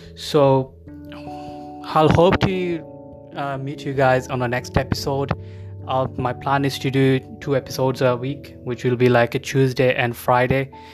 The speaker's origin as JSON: {"language": "English", "country": "Bangladesh", "moved": "as an adult", "lives_now": "United Kingdom", "said": "I'm originally from Bangladesh. I immigrated to UK back in 2010. Since then, I'm living in the UK."}